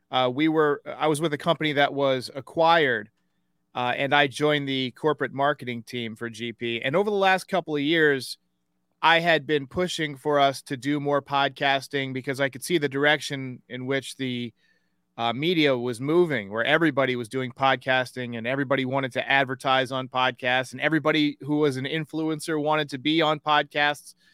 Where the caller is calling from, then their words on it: Wake Forest, North Carolina, United States; I am out of Wake Forest, North Carolina, where today it is 72 and sunny with a slight